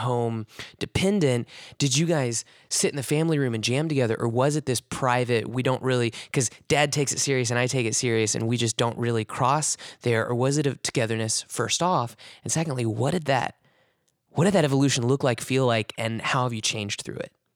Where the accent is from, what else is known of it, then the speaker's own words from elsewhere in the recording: Springfield, Missouri, United States; moved away as an adult; growing up in Springfield, Missouri